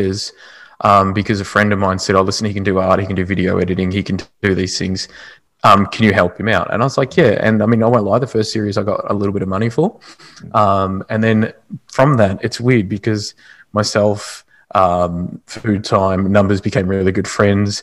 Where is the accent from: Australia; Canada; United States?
Australia; being Australian as well